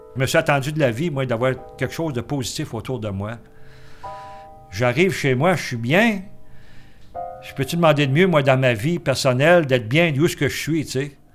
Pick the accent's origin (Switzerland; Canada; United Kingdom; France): Canada; Cookshire, Quebec; Quand on était jeunes, nous autres, euh, au bord de la traque, chez nous, à Cookfield